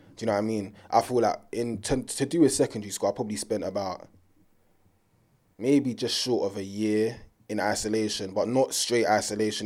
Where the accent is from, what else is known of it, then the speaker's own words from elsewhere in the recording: United Kingdom; being British and being born here.